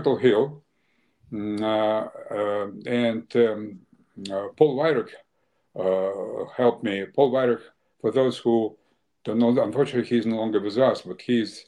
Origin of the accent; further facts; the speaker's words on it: Ukraine; moved away; also born or lived in Russia; I came from Russia, but I was born in Ukraine